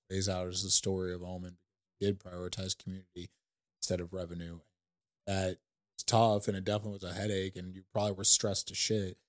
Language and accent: English; St. Louis, Missouri, United States; I come from Saint Louis